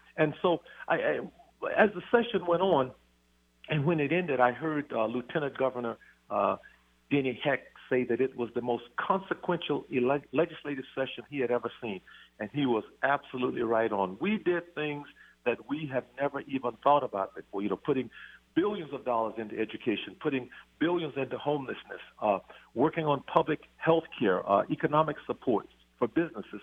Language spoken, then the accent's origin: English; Robeline, Louisiana, United States; moved away as an adult; also born or lived in Shreveport, Louisiana; now in Snohomish County, United States; our family was raised in a little town called Robeline, which is just 60 miles south of Shreveport